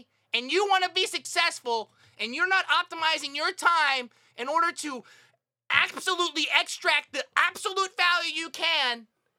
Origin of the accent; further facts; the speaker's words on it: Huntsville, Alabama, United States; I was born and raised in Huntsville, Alabama.